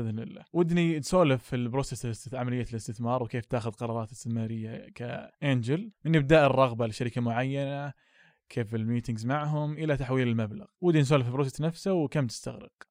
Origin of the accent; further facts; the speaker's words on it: Saudi Arabia; عندنا في السعودية